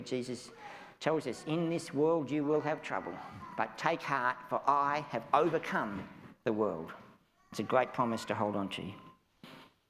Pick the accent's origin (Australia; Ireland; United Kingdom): Australia; I'm an Australian